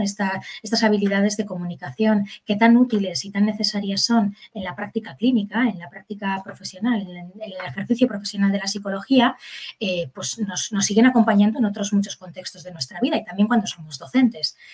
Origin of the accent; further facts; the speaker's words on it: Bilbao, Basque Country, Spain; yo soy de Bilbao